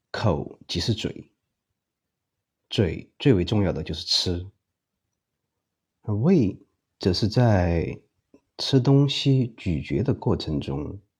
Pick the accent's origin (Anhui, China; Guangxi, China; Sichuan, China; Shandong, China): Sichuan, China; Chengdu; 是因为我认为作为一个成都人，教大家做地道的老川菜，应该用标准的成都话，这样才是最贴切的。